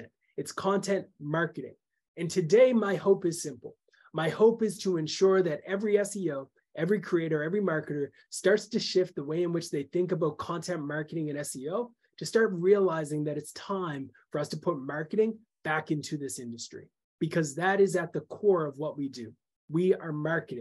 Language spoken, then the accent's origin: English; Canada; I'm a Canadian